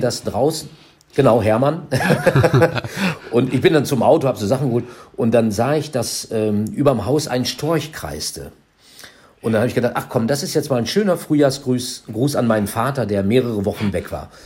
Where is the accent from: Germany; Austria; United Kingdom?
Germany; Minden, North Rhine-Westphalia; zwölf Kilometer von meiner Heimatstadt Minden